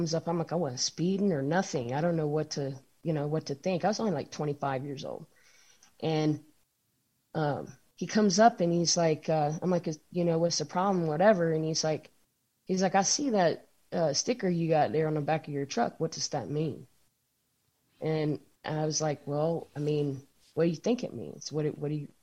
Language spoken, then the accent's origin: English; the North, United States; now in Henderson, United States; I'm from the North, like big city